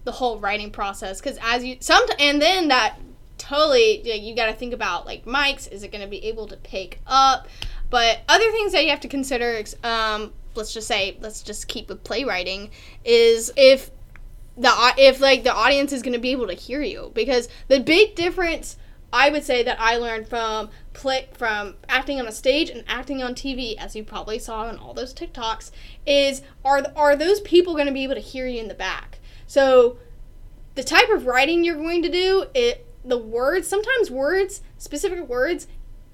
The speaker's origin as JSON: {"language": "English", "region": "the South", "country": "United States", "said": "I'm from the South"}